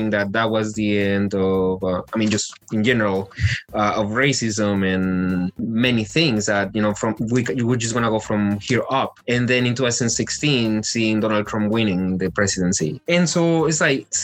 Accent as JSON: {"language": "English", "country": "Mexico", "tie": "born or raised there", "also_born_or_lived": "United States", "moved": "as an adult", "lives_now": "Florida, United States", "said": "I was born here in the States, but I was raised in Mexico."}